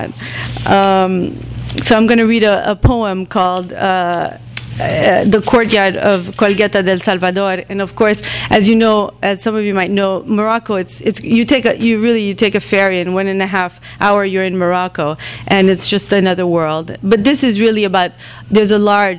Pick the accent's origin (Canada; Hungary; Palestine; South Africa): Palestine; Bethlehem, West Bank; also born or lived in Jerusalem; now in New York, United States; I come from Bethlehem originally, Bethlehem and Jerusalem